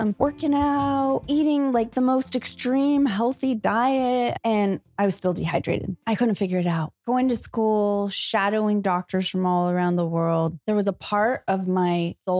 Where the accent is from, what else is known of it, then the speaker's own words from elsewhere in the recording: Salinas, California, United States; In Salinas, California.